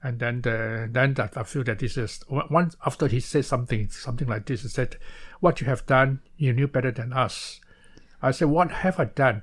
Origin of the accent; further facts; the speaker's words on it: Malaysia; moved away as an adult; now in Taiwan; I was born in Malaysia instead of born, uh, uh, to, uh, instead of Taiwan. So I came to Taiwan to further my study in the year nineteen sixty-seven.